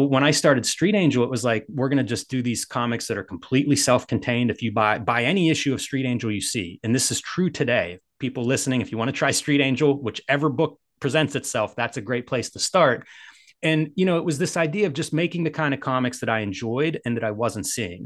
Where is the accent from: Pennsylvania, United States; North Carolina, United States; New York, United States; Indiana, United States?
Pennsylvania, United States; Pittsburgh; I'm from Pittsburgh